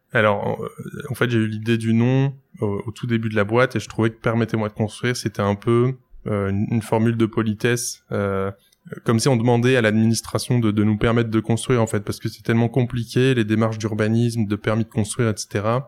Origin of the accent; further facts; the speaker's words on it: Lille, Hauts-de-France, France; j'ai 27 ans, je suis lillois